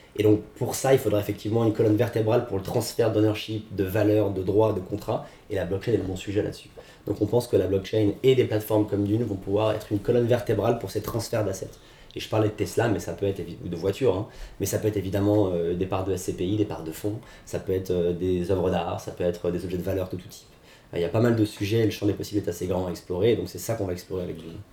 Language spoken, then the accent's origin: French; France; nous en tant que Français